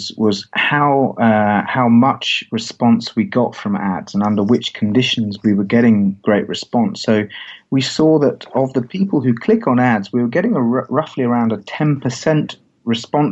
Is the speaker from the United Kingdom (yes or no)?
yes; England, United Kingdom; I as an English guy